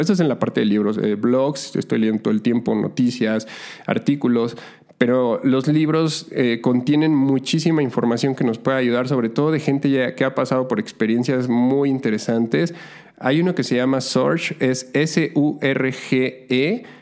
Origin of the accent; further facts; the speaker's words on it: Mexico City, Mexico; moved away as an adult; also born or lived in Montreal, Canada; la Ciudad de México, de donde soy originario